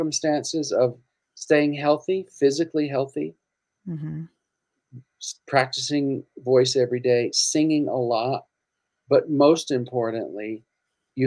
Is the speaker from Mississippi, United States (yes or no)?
yes; Mississippi, United States; moved away as an adult; now in Los Angeles, United States; I was from Mississippi